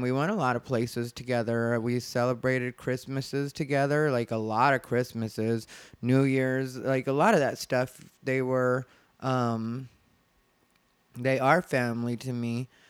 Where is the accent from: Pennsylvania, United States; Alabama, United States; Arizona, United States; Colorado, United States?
Arizona, United States; moved away; I'm from Arizona. If you don't know, that's my home state